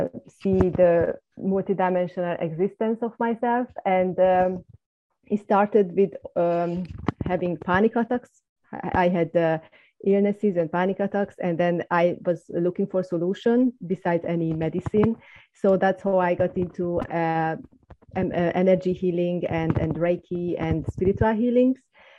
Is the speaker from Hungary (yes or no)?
yes; Hungary; moved away; I'm originally from Hungary and growing up in the communist environment and living for, without religion, without any religion's background